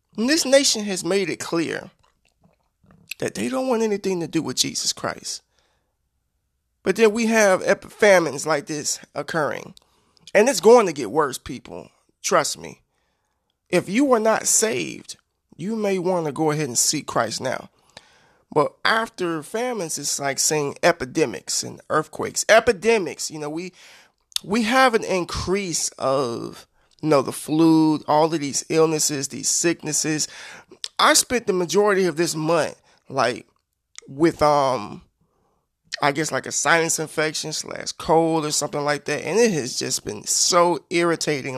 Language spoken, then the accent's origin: English; United States; I'm an American citizen and I live in this country